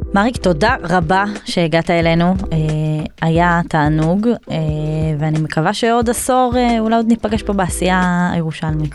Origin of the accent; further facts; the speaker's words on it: Northern Israel, Israel; now in Jerusalem, Israel; אני לא מהעיר, אני מגיעה מהצפון